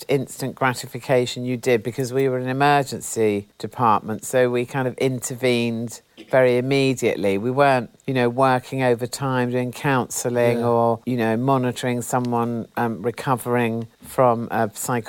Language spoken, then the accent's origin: English; Benenden, South East England, United Kingdom; In a tiny little village in Kent, like very rural, a village called Benenden